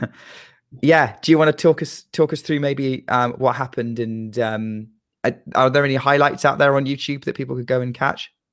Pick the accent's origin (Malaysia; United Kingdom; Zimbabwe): United Kingdom; I am a Brit